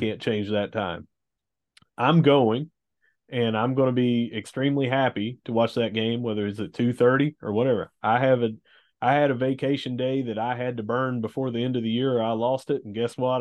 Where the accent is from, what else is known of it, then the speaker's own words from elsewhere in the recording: Gilbert, West Virginia, United States; I'm from Gilbert